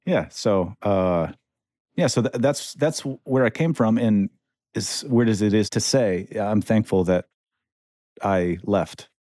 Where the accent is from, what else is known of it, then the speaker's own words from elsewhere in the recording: central Michigan, United States; moved away; I come from Michigan, um, small town in central Michigan